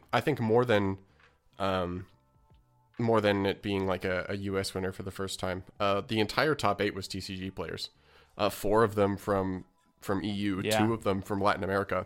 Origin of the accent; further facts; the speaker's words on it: Canada; I'm not from the United States, and as a Canadian